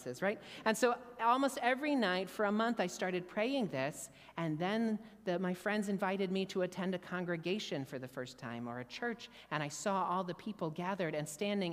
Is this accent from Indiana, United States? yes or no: yes; Indiana, United States; now in Jerusalem, Israel; I was born and raised in a Jewish family in Indiana